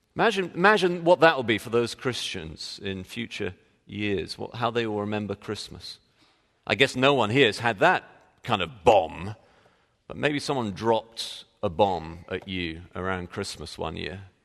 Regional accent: England, United Kingdom; moved away; being English

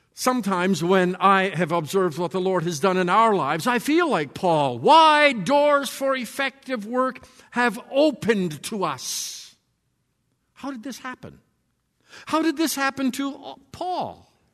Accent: Borden, Saskatchewan, Canada; I am from Borden, Saskatchewan.

